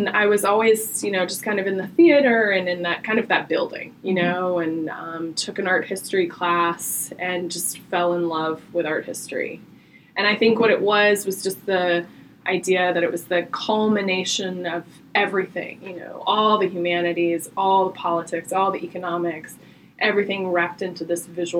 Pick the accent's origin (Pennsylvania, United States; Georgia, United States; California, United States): Georgia, United States; Marietta; I am born and raised in Marietta, Georgia